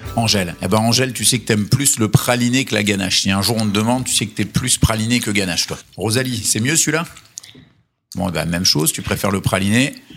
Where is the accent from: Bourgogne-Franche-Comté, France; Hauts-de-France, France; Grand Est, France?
Grand Est, France; Vosges; comme on est originaire des Vosges, on tient à notre identité euh, vosgienne